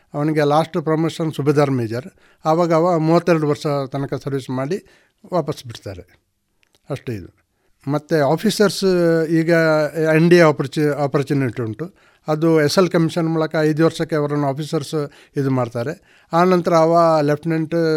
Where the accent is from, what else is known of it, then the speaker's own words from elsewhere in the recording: Bantwal, Karnataka, India; ನನ್ನ ಹುಟ್ಟೂರು ಬಂಟ್ವಾಳ ತಾಲೂಕು ಕೆದಿಲ ಗ್ರಾಮದ ಕಂಪ ಎಂಬಲ್ಲಿ